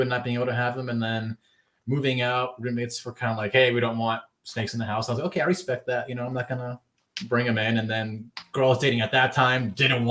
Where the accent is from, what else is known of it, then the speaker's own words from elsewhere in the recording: California, United States; I grew up playing hockey in California